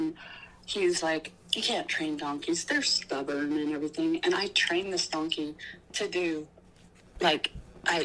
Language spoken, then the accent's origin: English; Hemet, California, United States; I grew up in Southern California, and I lived in Hemet at the time